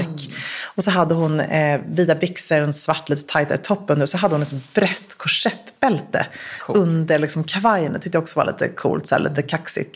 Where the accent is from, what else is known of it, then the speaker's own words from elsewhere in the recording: Sweden; jag som svensk